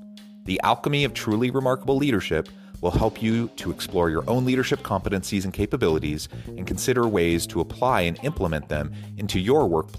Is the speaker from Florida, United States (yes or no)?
no; Oregon, United States; Hey, don't diss the Oregon communes. I grew up in Oregon.